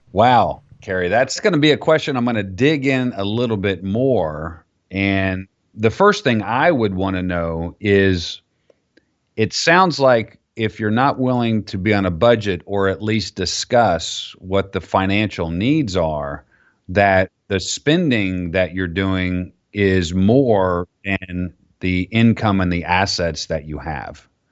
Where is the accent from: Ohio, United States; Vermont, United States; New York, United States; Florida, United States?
Florida, United States; I grew up down in Florida